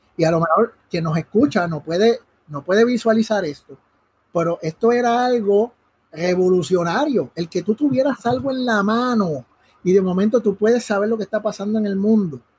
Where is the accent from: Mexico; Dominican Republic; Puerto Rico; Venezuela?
Puerto Rico; Caguas; also born or lived in Río Piedras; nací en, Río Piedras y pues ya a los dos días estaba aquí en Cagua